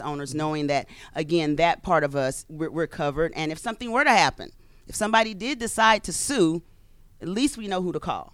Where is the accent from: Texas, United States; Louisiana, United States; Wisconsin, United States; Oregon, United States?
Louisiana, United States; moved away; I'm from Louisiana.